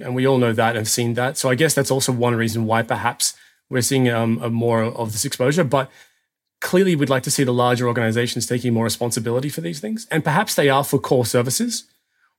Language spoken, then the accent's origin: English; Australia; now in Germany; I'm an Australian who lives in Germany